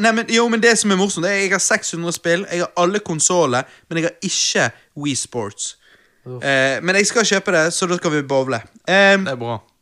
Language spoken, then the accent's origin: Norwegian; Bergen, Vestland, Norway; Vi er bergensere